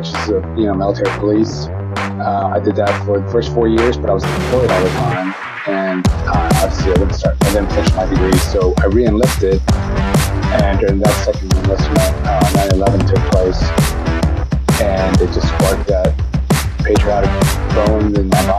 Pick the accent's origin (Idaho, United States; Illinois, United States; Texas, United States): Texas, United States; San Antonio; also born or lived in Austin, Texas; I was raised here in San Antonio, Texas